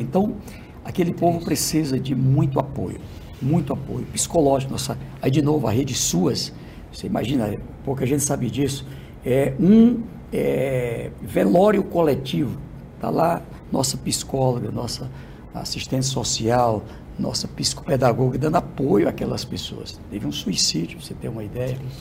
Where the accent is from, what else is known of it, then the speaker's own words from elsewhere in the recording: Northeast Region, Brazil; Eu sou do Nordeste